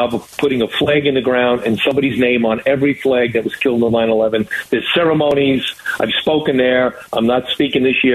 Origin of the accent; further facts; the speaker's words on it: New York, United States; being an American, of being a New Yorker